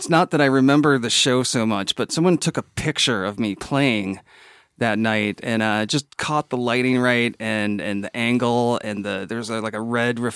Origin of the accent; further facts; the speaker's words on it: McHenry, Illinois, United States; also born or lived in Normal, Illinois; now in Reno, United States; when I was 14, I moved from McHenry to Normal, Illinois.